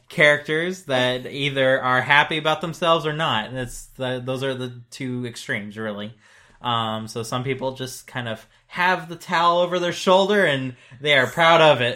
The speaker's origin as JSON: {"language": "English", "country": "United States", "said": "as an American"}